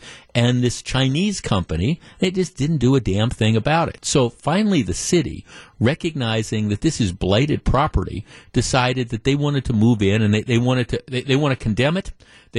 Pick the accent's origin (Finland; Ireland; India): Finland; now in United States; Jeff, this is … from downtown. I grew up in Finland.